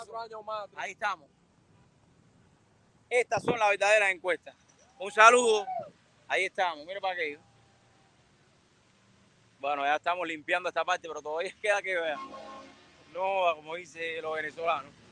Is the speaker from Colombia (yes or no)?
no; Cuba; born there; Soy cubano, eh, nací en Cuba, eh, me crié en...